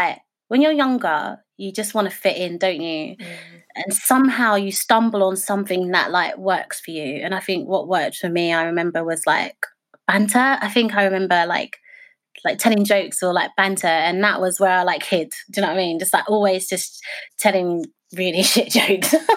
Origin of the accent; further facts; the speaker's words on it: United Kingdom; Being British and being Black